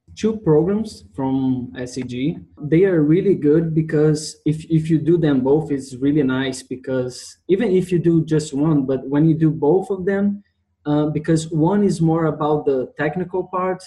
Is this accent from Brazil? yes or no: yes; Brazil; I come from Brazil, Rio de Janeiro State University